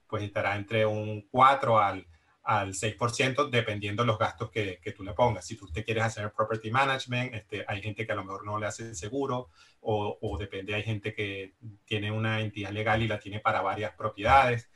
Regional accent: Venezuela; moved away as an adult; also born or lived in Barcelona, Spain; now in Miami, United States; soy venezolano, también emigré desde Venezuela

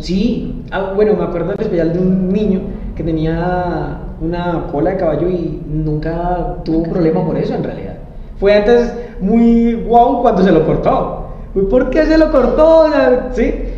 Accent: Arauca, Colombia; yo no soy de la capital, yo soy de Arauca

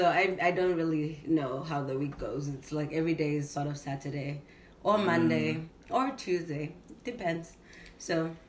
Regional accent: Johannesburg, Gauteng, South Africa; moved away as an adult; now in United States; I'm from Johannesburg, South Africa.

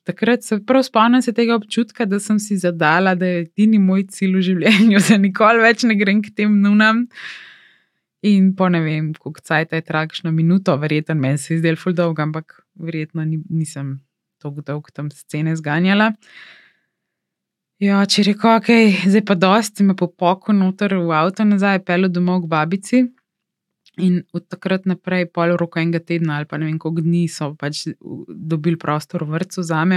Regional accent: Slovenia; moved away as an adult; now in Los Angeles, United States; sem gledala iz Slovenije

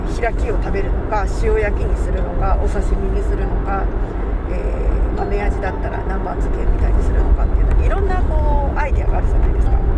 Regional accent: Gifu, Japan; now in Hokkaido, Japan; 私は岐阜出身なんですけれどもでね母はね長野県の出身なんですねで父親は岐阜県の出身ですで、えー生まれも育ちも岐阜県内なんですけれども

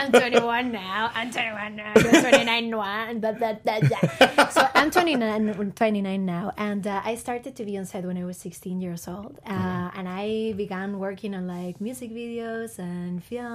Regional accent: Bilbao, Basque Country, Spain; I'm from Bilbao, which is a small town in the north of Spain.

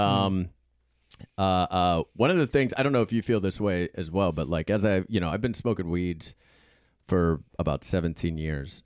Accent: Pittsburgh, Pennsylvania, United States; I come from, um, you know, I live, uh, I'm from Pittsburgh

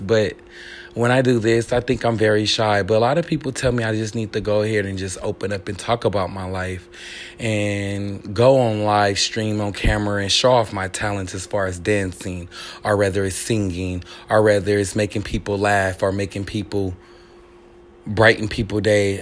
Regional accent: Richmond, California, United States; I was born and raised in Richmond, California.

